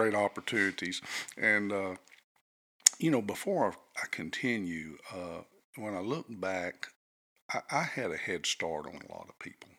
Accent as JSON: {"language": "English", "town": "Conroe", "region": "Texas", "country": "United States", "tie": "born or raised there", "also_born_or_lived": "Brady, Texas / Abilene, Texas", "said": "We moved to Conroe when I was in the first grade. Which was a wonderful one-school town, really a great place to grow up in. Attended schools in Conroe through my high school tenure"}